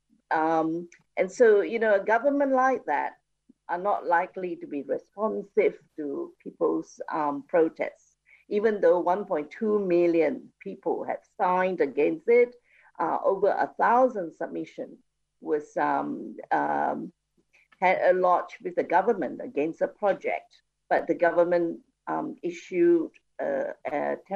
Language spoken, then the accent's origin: English; Kuantan, Pahang, Malaysia; And Kuantan is my hometown.